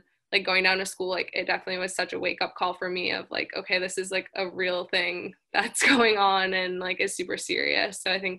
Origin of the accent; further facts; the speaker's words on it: Boston, Massachusetts, United States; moved away as an adult; Yeah, I'm from Boston, Massachusetts, so definitely way up in the north, and coming to USC was something that was really different for me